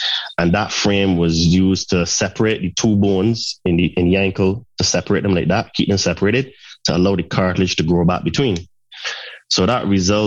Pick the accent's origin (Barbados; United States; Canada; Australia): Barbados; Saint Peter; moved away as an adult; also born or lived in United Kingdom; originally I'm from Barbados and I spent half of my life there. And then as I became a young adult, I went to study in the UK